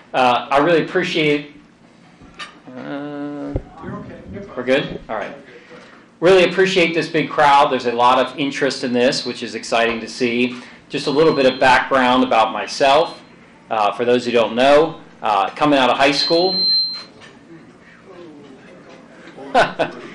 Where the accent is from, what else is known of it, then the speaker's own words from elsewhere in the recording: Montgomery Village, Maryland, United States; I grew up in Montgomery Village